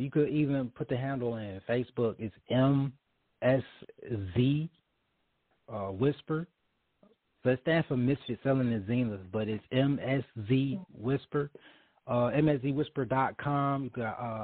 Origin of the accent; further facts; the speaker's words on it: Detroit, Michigan, United States; I'm from the D, West Side, Joy Road